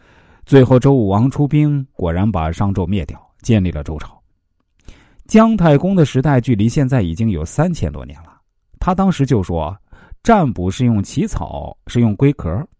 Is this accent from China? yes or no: yes; China; 我们中国人不以成败论英雄啊，最典型的例子就是关公。